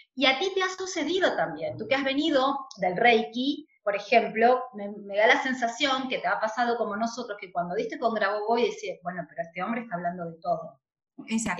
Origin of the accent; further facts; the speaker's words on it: Argentina; Nosotros en Argentina